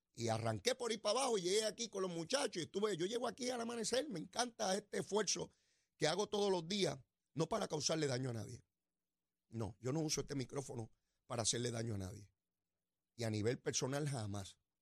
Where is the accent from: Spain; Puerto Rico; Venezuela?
Puerto Rico; como puertorriqueño